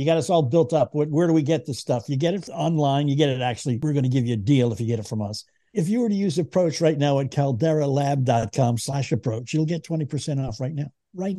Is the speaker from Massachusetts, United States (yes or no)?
yes; Boston, Massachusetts, United States; accent: Boston; I grew up in Boston, so I hate Detroit and St. Louis and Montreal and Toronto and New York, especially New York.